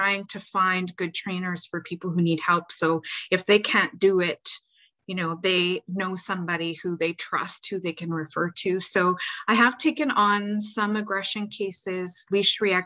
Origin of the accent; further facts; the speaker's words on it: Canada; also born or lived in Seattle, United States; now in Carolina, United States; I'm Canadian